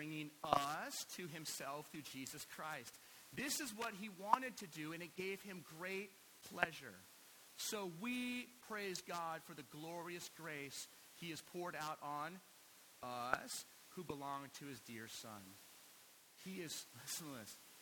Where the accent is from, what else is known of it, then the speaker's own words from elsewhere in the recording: United States; we have as Americans in American culture